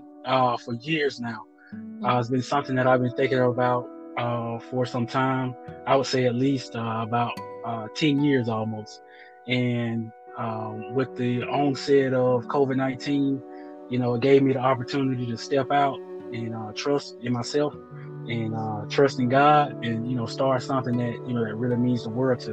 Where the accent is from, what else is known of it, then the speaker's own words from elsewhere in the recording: Birmingham, Alabama, United States; moved away as an adult; also born or lived in Normal, Alabama; now in Nashville, United States; I'm originally from Birmingham, Alabama.